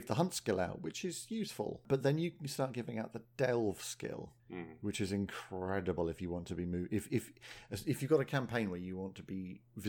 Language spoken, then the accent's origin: English; the Weald, South East England, United Kingdom; I was born in the Wield.